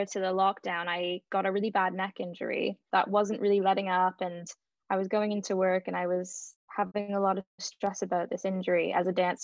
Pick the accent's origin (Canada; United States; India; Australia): Canada; now in London, United Kingdom; I am Canadian